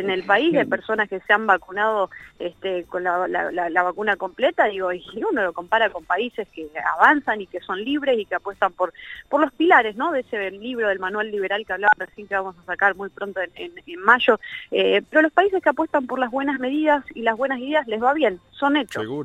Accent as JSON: {"language": "Spanish", "country": "Argentina", "said": "Siendo argentino"}